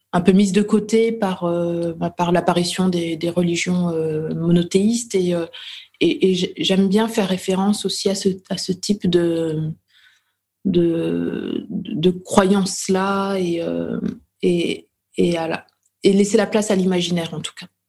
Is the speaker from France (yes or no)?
yes; Dijon, Bourgogne-Franche-Comté, France; je suis née à Dijon, euh, en Bourgogne, en France.